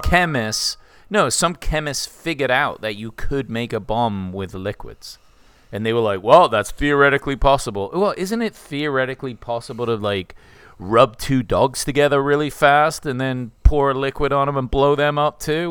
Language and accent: English; England, United Kingdom; I'm English.